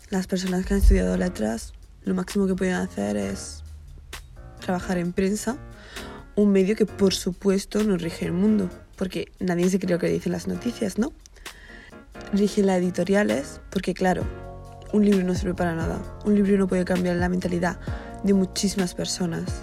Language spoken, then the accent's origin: Spanish; Bilbao, Basque Country, Spain; moved away as an adult; now in Lisbon, Portugal; Sí, yo soy de Bilbao